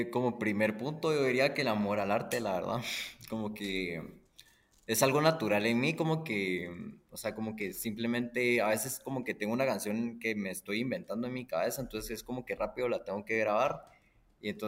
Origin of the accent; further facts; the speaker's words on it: Guatemala; chapín, nací en Guatemala y... chapín y soy full chapín. Pues mis dos papás también nacieron en Guatemala. Eh, solo tengo abuelos extranjeros